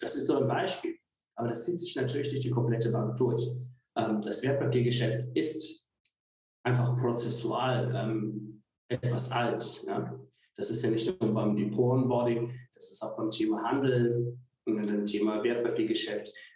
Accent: Koblenz, Rhineland-Palatinate, Germany; moved away; also born or lived in Görlitz; Eigentlich komme ich aus Koblenz

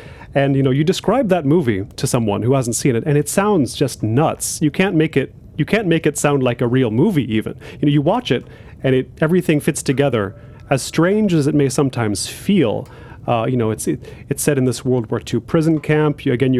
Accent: United States; moved away as an adult; now in Korea; growing up in the States, you know, you have to do a foreign language in school. Mine was Spanish

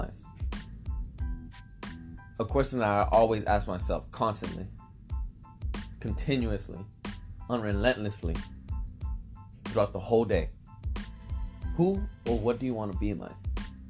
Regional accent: San Diego, California, United States; also born or lived in Venice Beach, Los Angeles; I grew up in San Diego for my teenagers, most of the part.

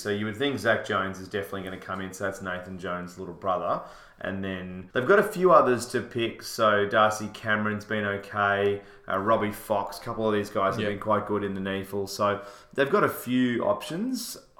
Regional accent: Melbourne, Victoria, Australia; also born or lived in Sydney; So we're both from Melbourne, but we lived in Sydney for a bit.

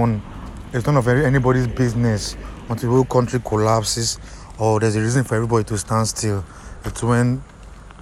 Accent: Nigeria; as a Nigerian

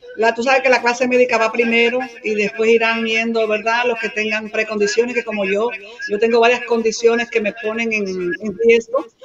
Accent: Dominican Republic; mi pueblo, mi país, la República Dominicana

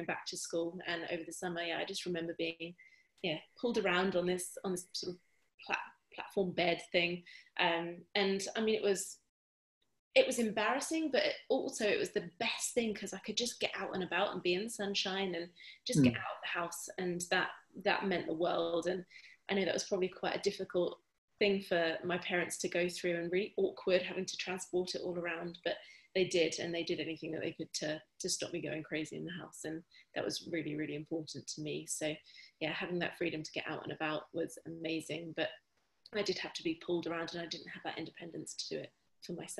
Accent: Bury St Edmunds, East of England, United Kingdom; where I grew up in Bury St Edmunds in Suffolk

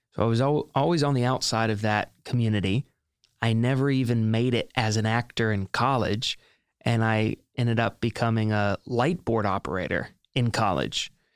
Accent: Hilton Head Island, South Carolina, United States; moved away as an adult; now in New York City, United States; Born and raised in Hilton Head Island, South Carolina, moved up to New York City in, um, August of two thousand eleven

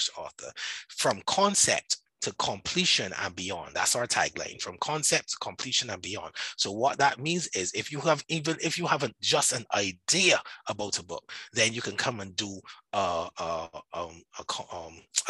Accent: Barbados; accent: Barbadian; I am Barbadian. I live in Barbados. All like right now, I'm in Barbados. So that's where my accent comes from. And that's where the Bajan is. We call ourselves Bajans here.

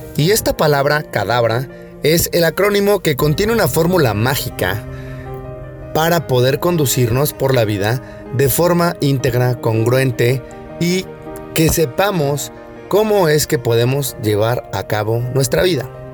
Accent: Mexico; Yo era el único mexicano perdido por ahí

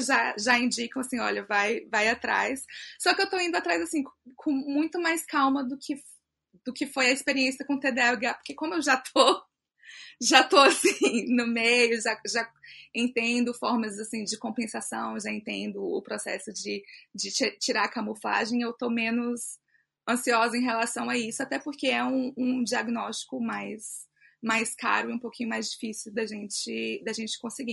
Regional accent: Brasília, Federal District, Brazil; eu sou de Brasília DF, nasci aqui em Brasília, morei em outro lugar também, mas hoje eu estou aqui, sou brasiliense

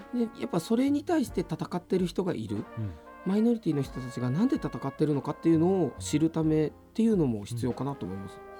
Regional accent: Nagoya, Aichi, Japan; 生まれも育ちも名古屋

